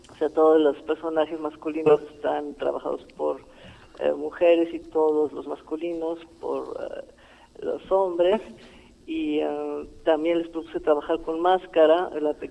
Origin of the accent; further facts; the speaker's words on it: Greece; yo vengo desde Grecia y ellos trabajaron antes con el maestro Luis de Tavira